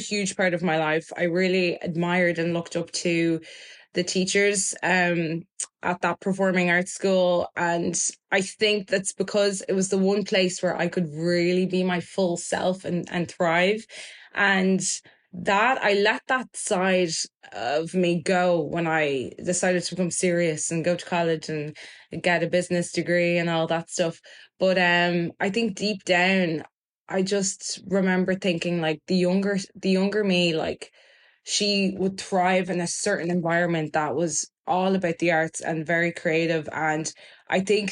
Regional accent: Dublin, Leinster, Ireland; English is a second language; also born or lived in Germany / Lucan / Burundi; at the age of 7, I moved from Lucan to Blanchardstown, and that's where I'd say I spent the majority of my childhood. So I do call myself like I'm someone that's from Blanche.

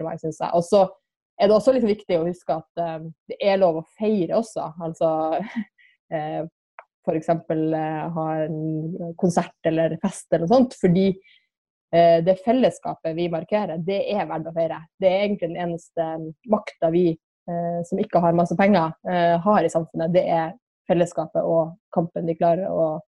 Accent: Kirkenes, Finnmark, Norway; i Kirkenes, der jeg er fra

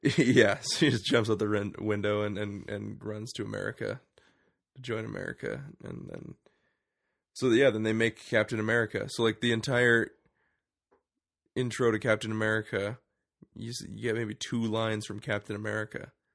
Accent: Canada; we're Canadian

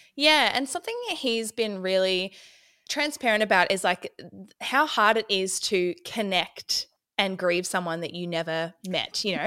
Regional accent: Ballarat, Victoria, Australia; I'm from Ballarat, Victoria.

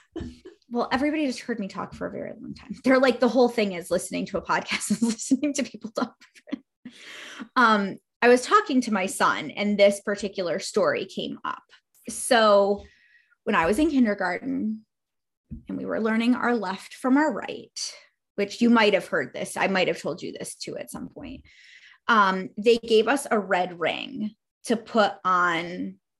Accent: New York, United States; I grew up in New York State.

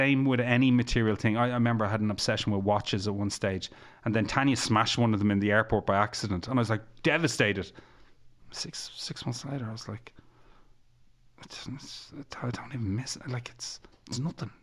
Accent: Egypt; I'm from Egypt

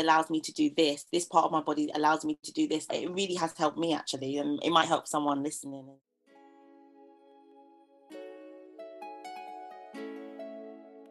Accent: London, United Kingdom; Growing up in East London

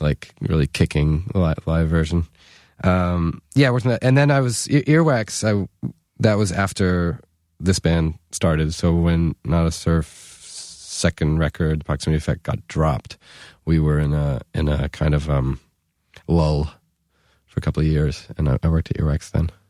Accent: New York, United States; it was just about the cheapest private school in New York

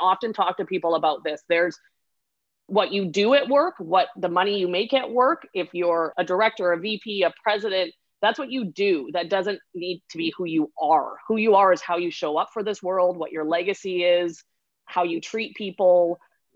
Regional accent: Vancouver Island, British Columbia, Canada; I'm from Vancouver Island. So we would ski at my home hill, which I love endlessly, is Mount Washington on the island

